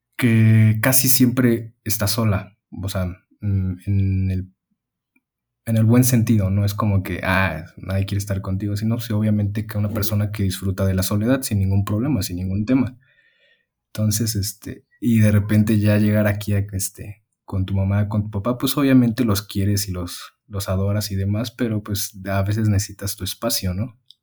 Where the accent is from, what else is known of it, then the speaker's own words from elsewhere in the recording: Mexico; also born or lived in Mexico City; llegas aquí a, al lugar donde creciste y demás, con tu familia